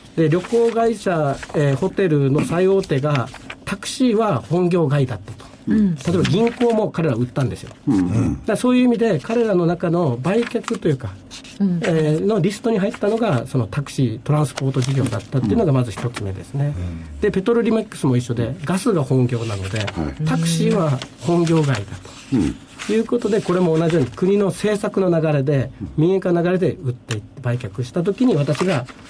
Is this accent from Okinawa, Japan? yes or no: yes; Okinawa, Japan; moved away as an adult; also born or lived in Tokyo; now in Vietnam; 私は沖縄には高校までいて大学東京で